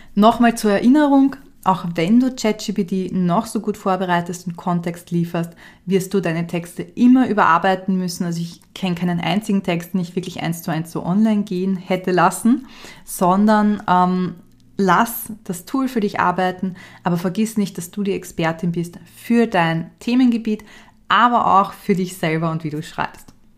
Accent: Austria; ich bin ja Österreicherin

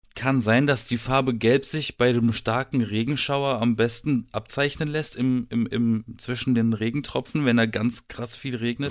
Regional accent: Black Forest, Baden-Württemberg, Germany; Ich komme aus dem Schwarzwald. Ja. Ich war umgeben von Wald. Also ich habe theoretisch im Wald gelebt.

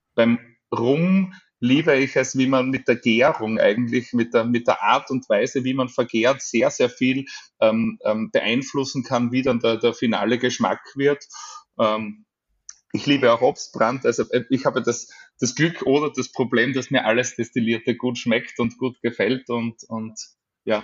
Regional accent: Styria, Austria; born or raised there

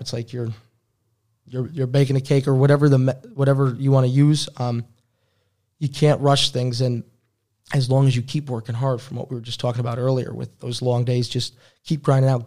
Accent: Albany, New York, United States; moved away as an adult; also born or lived in Troy, New York / Brockport, New York; now in Berlin, Germany; I grew up in Albany, New York

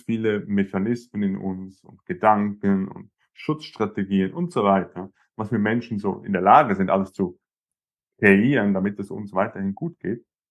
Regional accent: Zurich, Switzerland; bei uns in Zürich, in der Schweiz

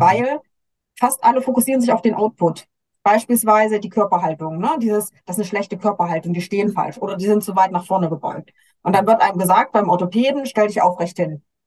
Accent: Germany; bei uns in Deutschland

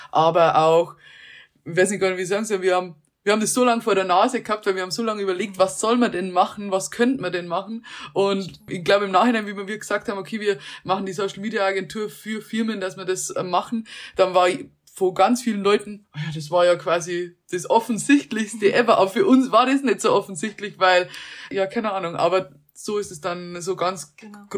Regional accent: Germany; moved away as an adult; also born or lived in Munich; der Plan B war noch nicht einmal zurückgehen nach Deutschland

